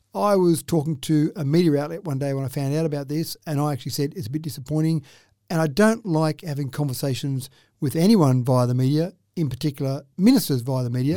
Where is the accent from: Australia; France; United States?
Australia; Dubbo, New South Wales; Growing up in Dubbo